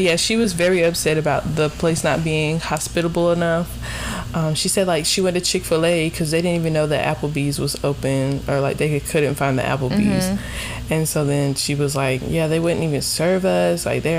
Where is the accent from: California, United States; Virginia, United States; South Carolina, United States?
South Carolina, United States; we're from South Carolina.